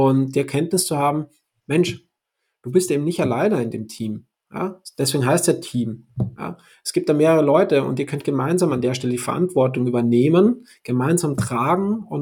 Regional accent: Austria; now in Hamburg, Germany; ich komme ursprünglich aus Österreich, lebe seit sechs Jahren jetzt in Hamburg

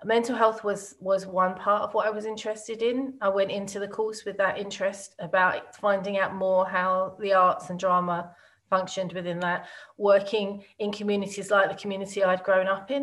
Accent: Woodford, East of England, United Kingdom; I grew up in a small place called Woodford. I suppose the only way it's known is in Essex

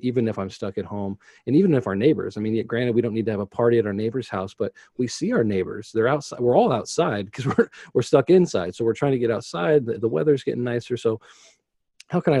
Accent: United States; to be an American

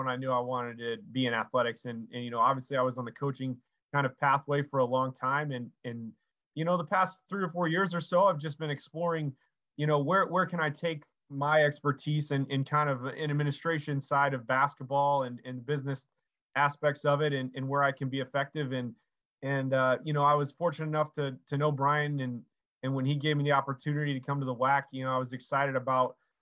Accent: Orlando, Florida, United States; moved away as an adult; also born or lived in Kansas / Iowa; I grew up around Florida, Orlando area.

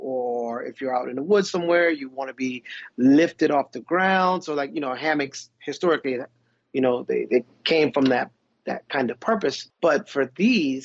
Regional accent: Pawleys Island, South Carolina, United States; growing up in Pawleys Island

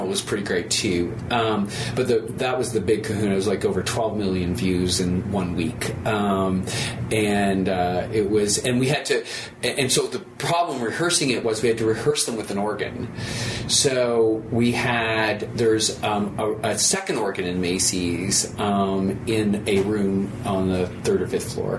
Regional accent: Toronto, Ontario, Canada; moved away as an adult; now in Philadelphia, United States; I'm a Canadian, and I was born and raised in Toronto.

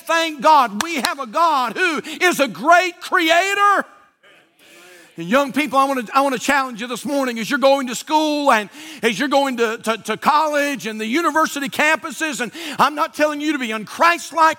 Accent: United States; I'm an American.

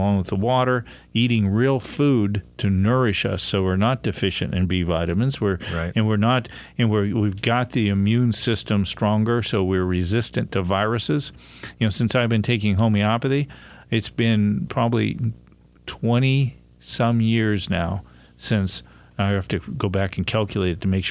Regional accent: near Pittsburgh, Pennsylvania, United States; I grew up near Pittsburgh

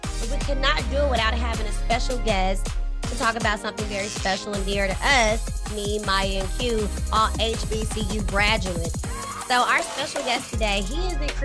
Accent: Dallas, Texas, United States; I'm from Dallas, Texas

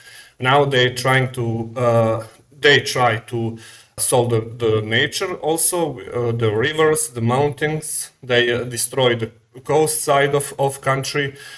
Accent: Montenegro; Okay, first I must say I am from Montenegro. That is a small country on the Balkan. That is a former Yugoslavian republic.

